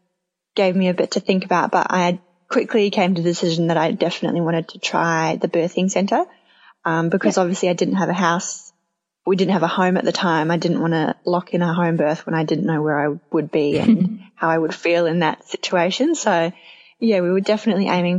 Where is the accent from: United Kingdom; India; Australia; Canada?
Australia; moved away as an adult; also born or lived in New Zealand; now in Tauranga, New Zealand; I'm Australian, living in New Zealand with my partner Nick